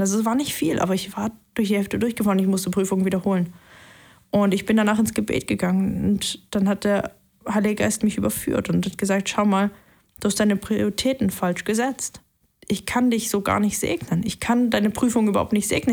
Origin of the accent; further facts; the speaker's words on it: Leipzig, Saxony, Germany; moved away as an adult; now in Tübingen, Germany; ich bin in Leipzig aufgewachsen, bin dann nach Tübingen hierher zurückgekommen